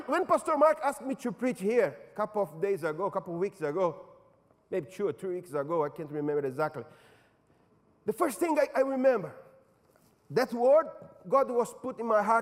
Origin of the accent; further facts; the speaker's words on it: São Paulo, Brazil; moved away; In São Paulo, my hometown